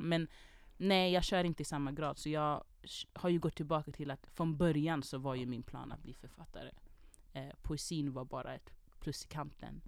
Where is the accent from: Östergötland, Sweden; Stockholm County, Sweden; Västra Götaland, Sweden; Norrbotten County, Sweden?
Stockholm County, Sweden; Jordbro; jag kom från Jordbro, vi har inte värsta orten